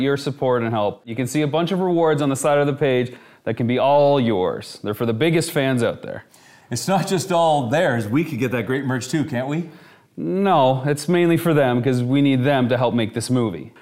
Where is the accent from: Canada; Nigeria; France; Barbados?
Canada; moved away; my hometown since leaving Canada